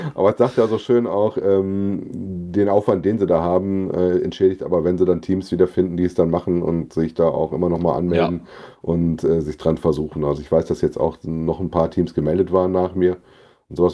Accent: Frankfurt am Main, Hesse, Germany; als Frankfurter

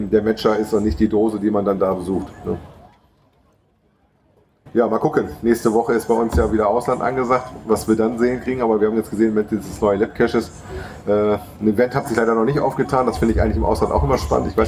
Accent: Bremen, Germany; born there; Wo ich als gebürtiger Bremer für meine Frau immer als Süddeutscher gelte.

